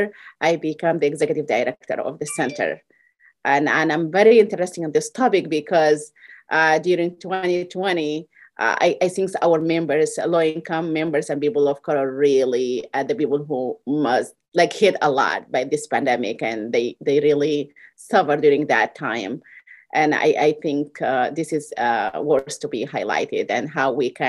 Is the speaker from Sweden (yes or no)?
no; Sudan; moved away as an adult; now in Iowa, United States; I'm originally from Sudan. I came to this country over 22 years ago.